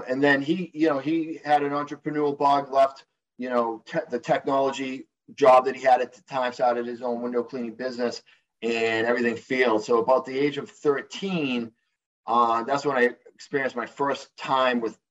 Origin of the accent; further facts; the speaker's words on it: New Hampshire, United States; accent: thick Boston; I am out of New Hampshire. You guys may be able to tell by my thick Boston accent. I'm not too far away from Beantown.